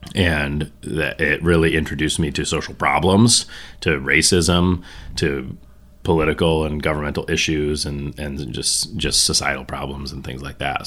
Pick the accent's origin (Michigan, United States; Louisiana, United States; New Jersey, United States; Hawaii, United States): Michigan, United States; Mackinaw City; It's not rural. That's the one weird thing about Mackinac City in terms of being from northern Michigan